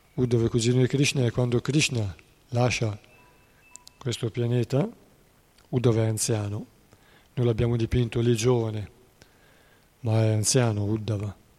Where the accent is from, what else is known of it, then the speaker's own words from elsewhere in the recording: Treviglio, Lombardy, Italy; a Treviglio, provincia di Bergamo, due delle mie parti